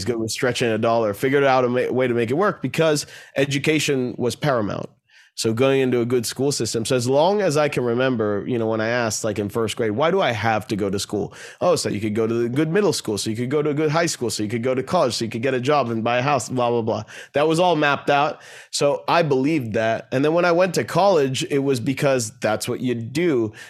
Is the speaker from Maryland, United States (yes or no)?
yes; Bethesda, Maryland, United States; And growing up in Bethesda, Maryland